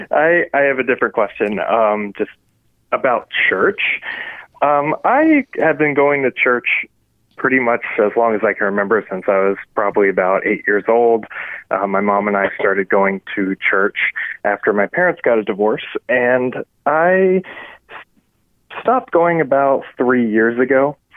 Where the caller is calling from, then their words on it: Virginia, United States; from Virginia.